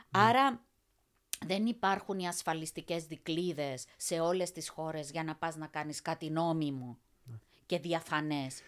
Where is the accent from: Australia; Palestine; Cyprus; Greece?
Cyprus; also born or lived in England; now in Brussels, Belgium; μία Κύπρια Ελληνίδα